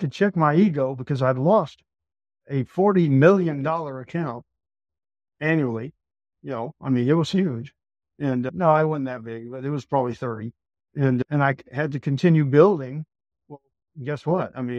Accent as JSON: {"language": "English", "region": "Texas", "country": "United States", "said": "I'm from Texas"}